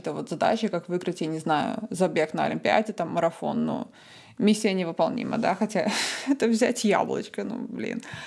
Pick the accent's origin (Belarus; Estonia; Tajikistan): Estonia; Tallinn, Harju County; also born or lived in Cambridge, United Kingdom / Michigan, United States / Australia; я из Таллина, из Эстонии